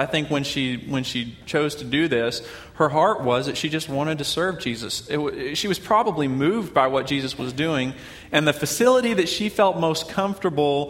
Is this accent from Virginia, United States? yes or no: no; Oklahoma, United States; I'm from Oklahoma